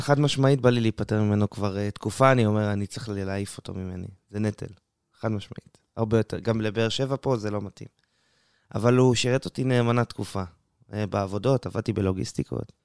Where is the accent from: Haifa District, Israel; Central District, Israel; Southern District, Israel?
Central District, Israel; Matan; moved away as an adult; now in Beersheba, Israel; אני במקור מיישוב מתן בדרום השרון, שם גדלתי וחונכתי